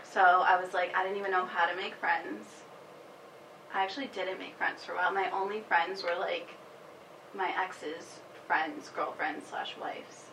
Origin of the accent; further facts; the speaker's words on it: Worcester, Massachusetts, United States; moved away as an adult; now in San Diego, United States; I'm from Worcester, just like Allie, but I live in San Diego now